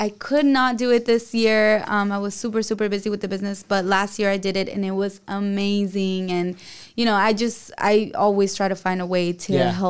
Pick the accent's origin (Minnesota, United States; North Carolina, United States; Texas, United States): Texas, United States; El Paso; now in San Diego, United States; Well, I was born in Texas, in El Paso, Texas.